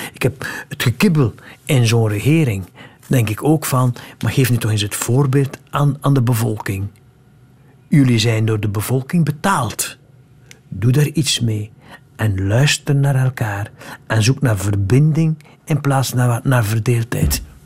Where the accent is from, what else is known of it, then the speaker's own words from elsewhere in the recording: West Flanders, Belgium; in West-Vlaanderen, van waar ik kom